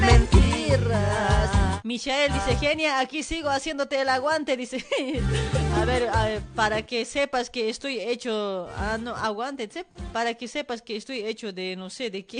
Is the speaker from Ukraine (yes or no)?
no; La Paz, Bolivia; now in Argentina; paseñita, así como yo